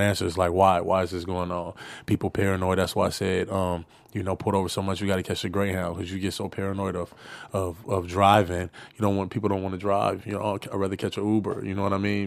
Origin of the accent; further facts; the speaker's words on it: Los Angeles, California, United States; I come from South Central